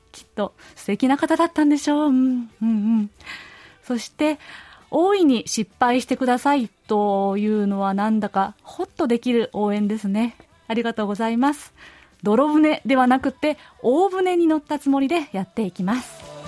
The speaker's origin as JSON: {"language": "Japanese", "region": "Tokyo", "country": "Japan", "tie": "born or raised there", "moved": "as an adult", "lives_now": "Gyeonggi Province, South Korea", "said": "私は日本の東京で生まれ育った、在日コリアン三世です"}